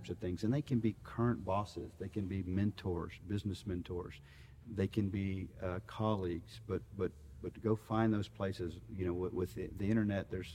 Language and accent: English; Austin, Texas, United States; I grew up out in Westlake, went to Westlake High School